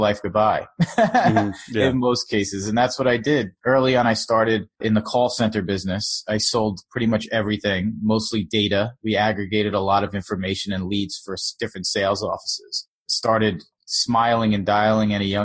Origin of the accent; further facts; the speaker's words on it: Long Island, New York, United States; also born or lived in South Florida; now in New York City, United States; I'm from New York. I'm sort of bridge and tunnel. I'm from Long Island, but I've lived in the city pretty much my whole adult life